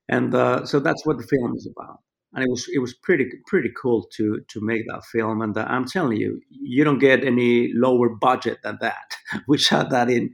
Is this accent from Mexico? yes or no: yes; Mexico City, Mexico; also born or lived in New York; now in Los Angeles, United States; I grew up in Mexico City